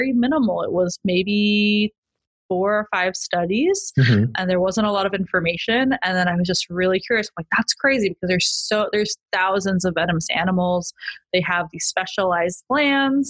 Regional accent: Utah, United States; also born or lived in Merced, California; now in San Diego, United States; I grew up in Utah, which is a landlocked state

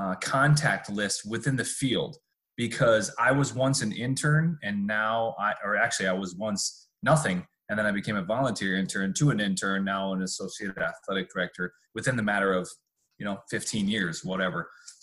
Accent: California, United States; So I came from California. I got my certification, started getting my Rolodex of people, start meeting some coaches.

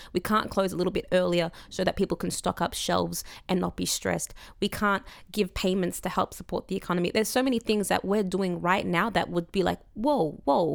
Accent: Coburg, Victoria, Australia; I grew up in Coburg

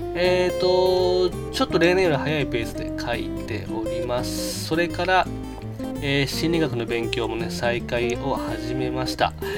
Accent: Chiba, Japan; 僕千葉県出身

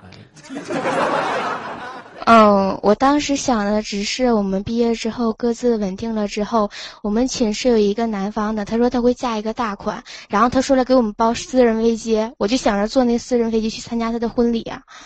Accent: Liaoning, China; now in Changchun, China; 我家是辽宁的

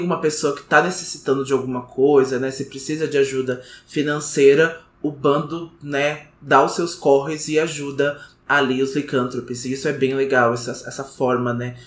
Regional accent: Brazil; a gente é brasileiro, né? Infelizmente, então todo dia a gente acorda brasileiro

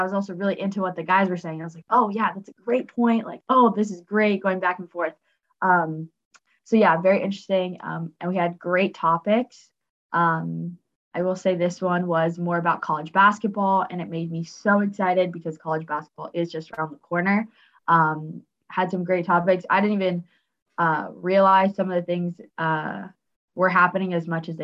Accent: Los Angeles, California, United States; I'm from Los Angeles

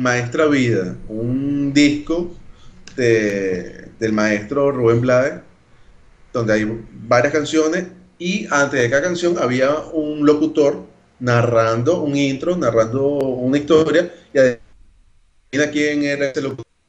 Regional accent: Caracas, Capital District, Venezuela; accent: Carapita; now in Brazil; mi acento sigue siendo normal, de, de de Carapita, por allá

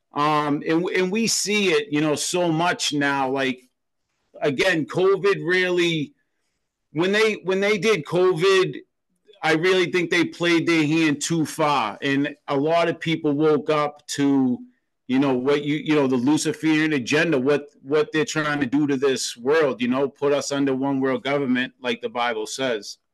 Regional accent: Boston, Massachusetts, United States; I grew up in Boston, Massachusetts

